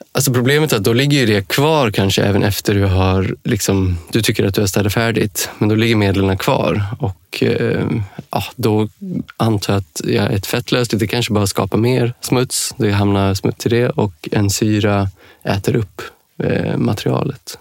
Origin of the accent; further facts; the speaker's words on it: Dalarna County, Sweden; moved away; also born or lived in Denmark; i Dalarna, där jag kommer från från början